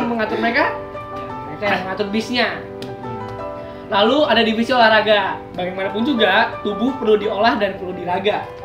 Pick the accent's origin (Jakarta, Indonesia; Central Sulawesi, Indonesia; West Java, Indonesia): West Java, Indonesia; Bogor; now in Yogyakarta, Indonesia; gua dari Bogor